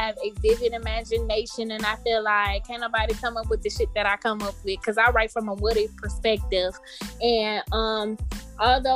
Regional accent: Detroit, Michigan, United States; I'm from Detroit

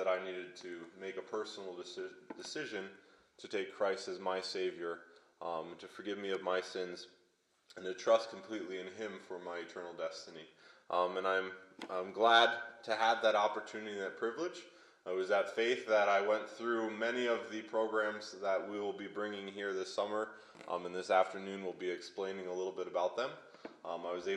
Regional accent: Lebanon, Pennsylvania, United States; I grew up in Lebanon, Pennsylvania. It's near Hershey, Pennsylvania

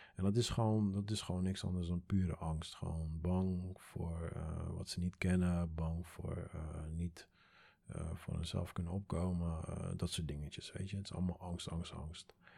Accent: Curaçao; now in Netherlands; ik kom uit Curaçao.

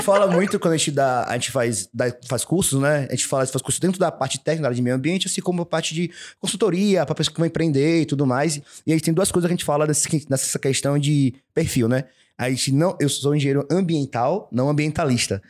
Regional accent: Salvador, Bahia, Brazil; nós somos de Salvador, o lugar que frio é vinte e cinco graus

